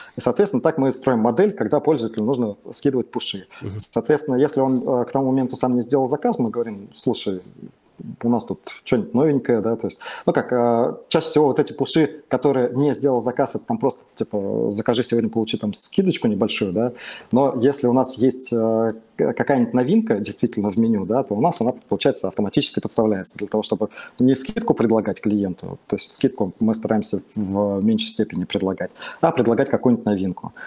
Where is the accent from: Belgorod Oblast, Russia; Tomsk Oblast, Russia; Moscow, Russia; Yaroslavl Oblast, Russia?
Tomsk Oblast, Russia; Tomsk; я сам из Томска